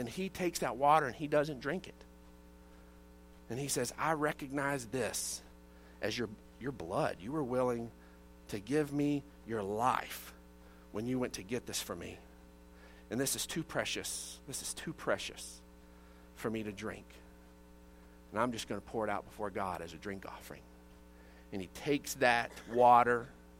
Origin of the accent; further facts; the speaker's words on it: Odessa, Texas, United States; I grew up in Odessa, Texas.